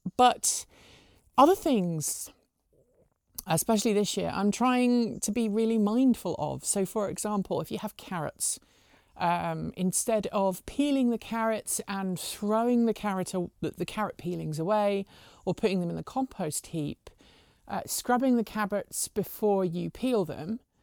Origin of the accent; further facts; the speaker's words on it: United Kingdom; also born or lived in Pacific Northwest; now in United States; I'm a Brit, we have turkey on Christmas Day